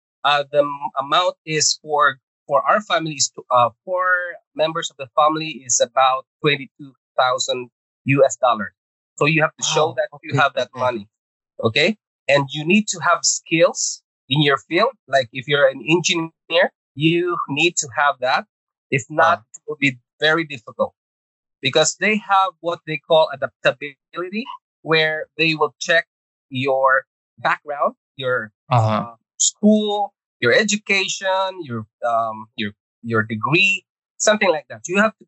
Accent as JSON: {"language": "English", "region": "Visayas", "country": "Philippines", "tie": "born or raised there", "also_born_or_lived": "Agusan del Norte / Manila", "second_language": "English", "moved": "yes", "lives_now": "Canada", "said": "So I came from Agusan del Norte. Okay, so I was born in Agusan del Norte and we moved to Visayas at age of, I think it was grade two. Yeah. And then we move again to Manila, and that is twice immigration story there."}